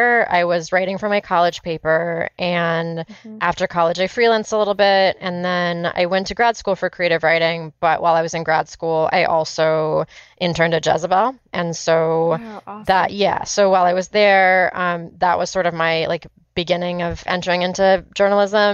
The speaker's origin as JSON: {"language": "English", "region": "California", "country": "United States", "said": "I'm from California"}